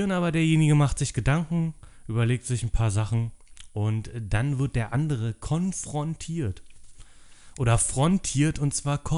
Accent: Berlin, Germany; ja, ich bin auch in äh, Köpenick geboren. Äh, Treptow, Köpenick aufgewachsen.

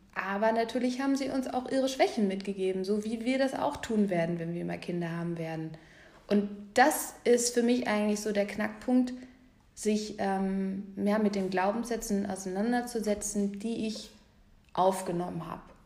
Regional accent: Fulda, Hesse, Germany; moved away; ich komme aus Fulda

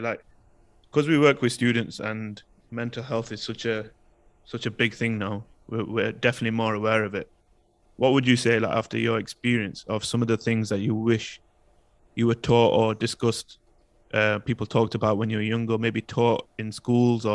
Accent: United Kingdom; my identity as a British Pakistani and how I felt in society in the UK growing up with the racism and the cultural differences

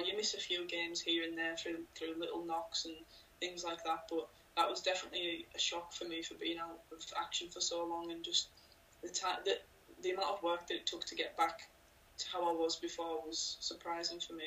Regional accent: Cumbria, North West England, United Kingdom; I'm from Cumbria

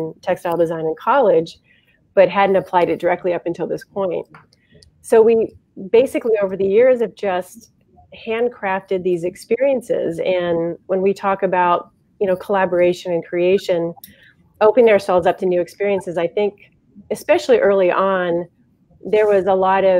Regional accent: Ohio, United States; We're from Ohio. And we ended up taking a chance and moving back to Ohio

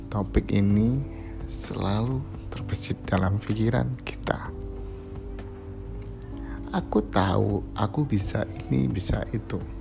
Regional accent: Kudus, Central Java, Indonesia; now in Semarang, Indonesia; aku berasal dari Kudus suatu kota terpencil nggak kecil banget sih tapi keren sih guys dia itu kabupaten yang kecil tapi sudah seperti kota Madia ya dan aku kuliah di Semarang

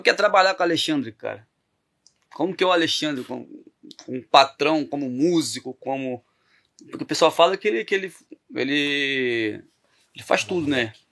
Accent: Campos, Brazil; eu sou de Campos

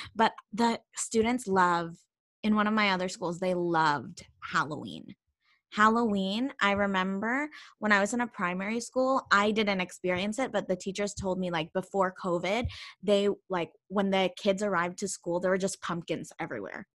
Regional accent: Canada; also born or lived in Philippines; now in Spain

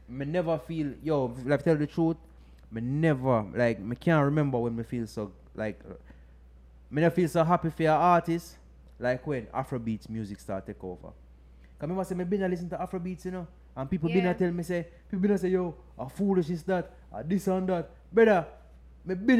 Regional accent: London, United Kingdom; I'm from London, yeah? Brixton

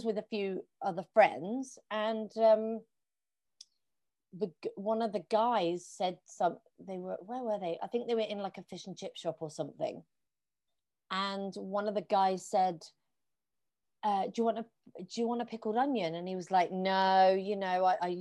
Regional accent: Plymouth, South West England, United Kingdom; moved away as an adult; now in London, United Kingdom; I'm going to move back to my hometown, which is in Plymouth, which is on the southwest coast of England.

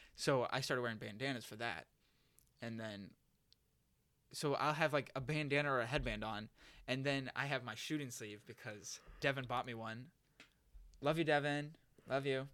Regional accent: Massachusetts, United States; moved away; I'm from Massachusetts

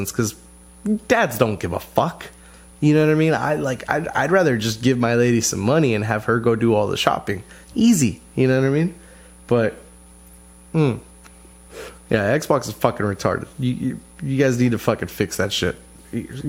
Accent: United States; we're American

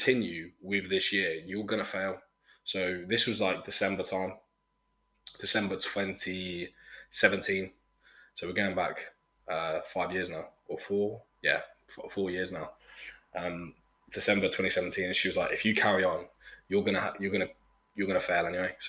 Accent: Brackley, East Midlands, United Kingdom; also born or lived in Ingolstadt, Germany / Melbourne, Australia; from Brackley, my hometown

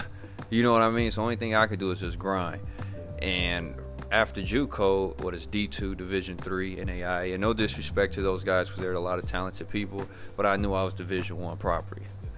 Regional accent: Gary, Indiana, United States; I'm from Gary, Indiana, and Chicago is right there. I'm on the borderline. I'm up north. I'm like 30 minutes from Chicago.

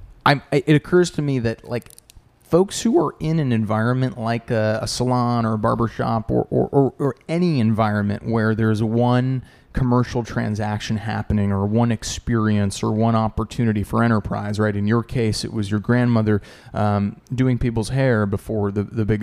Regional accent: New Jersey, United States; I'm from New Jersey originally

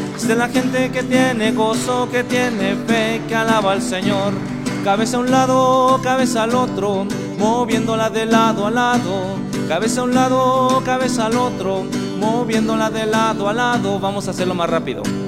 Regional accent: Zitácuaro, Michoacán, Mexico; Soy originario de Zitácuaro, Michoacán.

